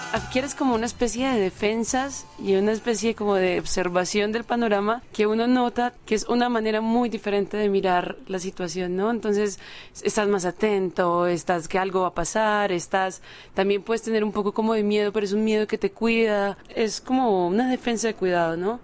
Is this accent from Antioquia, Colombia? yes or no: yes; Medellín, Antioquia, Colombia; also born or lived in Monterrey, Mexico; soy de Medellín, Colombia